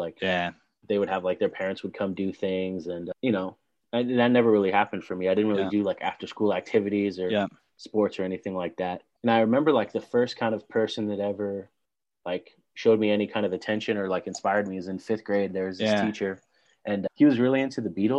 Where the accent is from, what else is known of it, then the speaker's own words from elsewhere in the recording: San Clemente, California, United States; also born or lived in Irvine, California / Bay Area, California; now in Los Angeles, United States; I grew up in a city called San Clemente